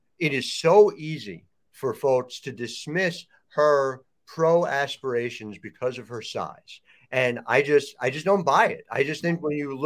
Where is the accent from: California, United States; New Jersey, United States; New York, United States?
New Jersey, United States; I grew up in South Jersey. So I grew up a stone's throw from the Big Five